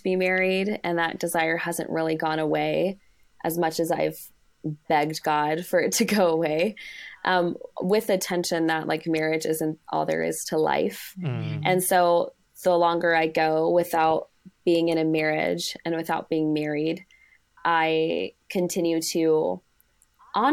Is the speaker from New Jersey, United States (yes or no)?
no; Arizona, United States; I'm from Arizona